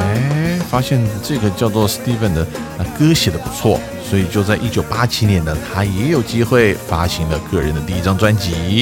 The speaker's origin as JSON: {"language": "Chinese", "country": "Taiwan", "also_born_or_lived": "Denver, Colorado", "moved": "yes", "said": "那个主人知道我从台湾来的"}